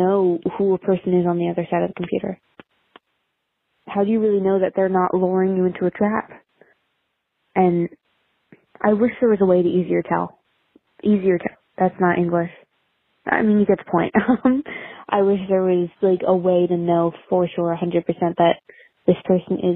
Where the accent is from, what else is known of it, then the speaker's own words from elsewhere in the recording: New Jersey, United States; I'm from Jersey